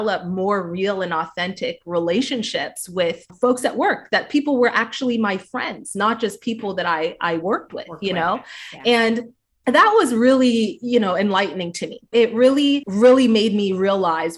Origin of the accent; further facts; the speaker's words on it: Canada; moved away as an adult; also born or lived in Toronto; I'm from Canada